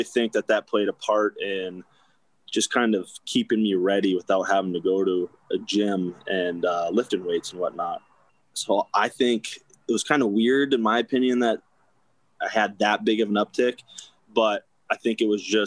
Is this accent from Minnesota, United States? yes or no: no; Cincinnati, Ohio, United States; moved away; also born or lived in North Dakota / Arizona; I grew up in Cincinnati, Ohio throughout like high school and a little bit younger